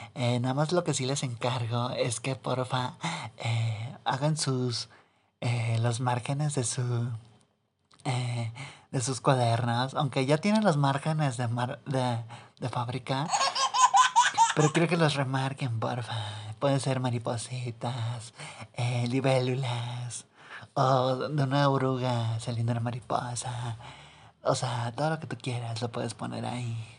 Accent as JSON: {"language": "Spanish", "country": "Mexico", "tie": "born or raised there", "said": "aquí en este país, digo, ya en mi pueblo, menchitón, pues sí está medio jodido. Y aquí pues en México"}